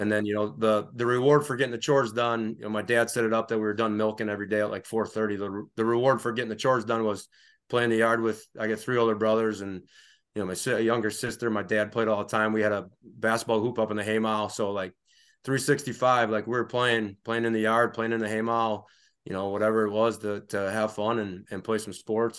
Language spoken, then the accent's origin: English; Reedsville, Wisconsin, United States; also born or lived in Stevens Point, Wisconsin / Oshkosh, Wisconsin; I grew up in Reedsville, Wisconsin, uh, Northeast Wisconsin, small town, thousand people, grew up on a dairy farm